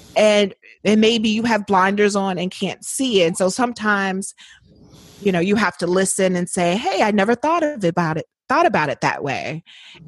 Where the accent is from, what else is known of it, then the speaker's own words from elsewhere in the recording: Indiana, United States; moved away as an adult; also born or lived in New Orleans; born and raised in Indiana